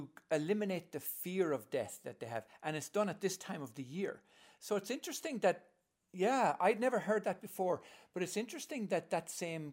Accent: Ireland; I'm coming from Holy Catholic Ireland, where I was an altar boy and I was going to be a priest

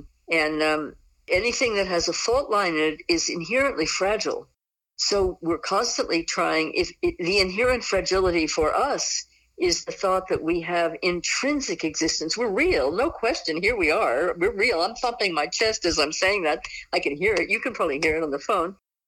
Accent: Southeast, United States; when I grew up in the Southeast, it meant that you just weren't brought up right.

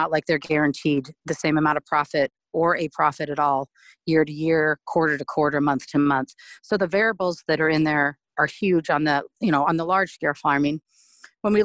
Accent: Montana, United States; also born or lived in East Coast; I grew up in Montana, went to prep school and college. Some of high school, some of prep school back east, but most mainly in Montana.

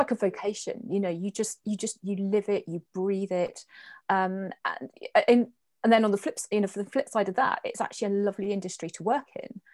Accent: Guernsey; I was born in Guernsey, born and bred

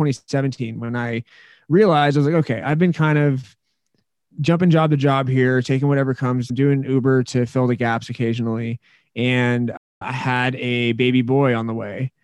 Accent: Menlo Park, California, United States; now in Colorado, United States; I was born in Menlo Park, California

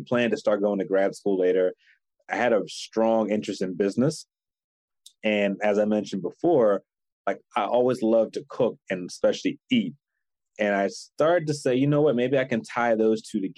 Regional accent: Philadelphia, Pennsylvania, United States; moved away; I'm from Philly originally.

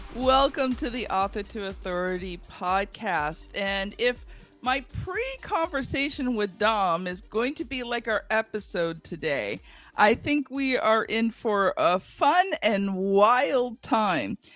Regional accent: Canada; I'm Canadian

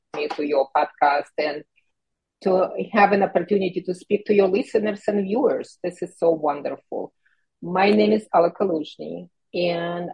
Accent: Kyiv, Ukraine; moved away; I immigrated from the Soviet Union, from Ukraine, from Kyiv, and growing up in that socialist environment

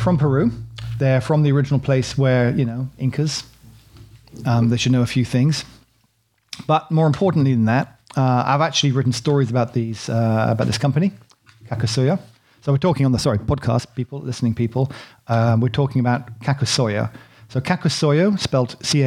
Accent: United Kingdom; I'm British, you know, innit, bruv.

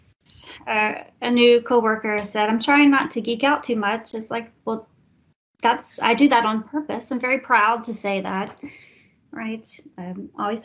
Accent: Texas, United States; moved away as an adult; also born or lived in New Orleans; when you grow up in Texas

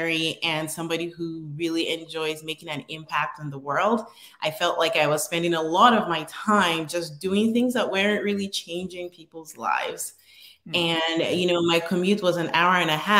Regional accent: Northern Nigeria, Nigeria; moved away as an adult; now in United States; I was born and raised in Nigeria. I came to the US in 2010. I lived in the northern part of Nigeria

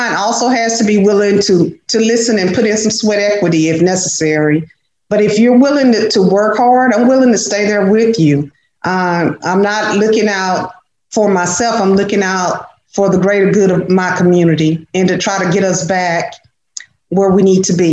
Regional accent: Dallas, Texas, United States; I grew up in a place in Dallas that's called Oak Cliff

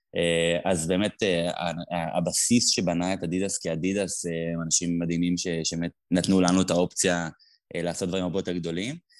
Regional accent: Tel Aviv, Tel Aviv District, Israel; אני גדלתי בתל אביב

